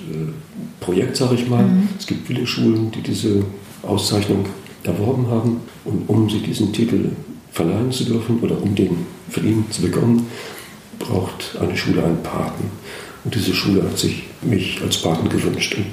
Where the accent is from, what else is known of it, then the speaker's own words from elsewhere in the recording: Schleswig-Holstein, Germany; Gewohnt habe ich immer in Schleswig-Holstein, ja. Geboren in Gelenkhusen, also hier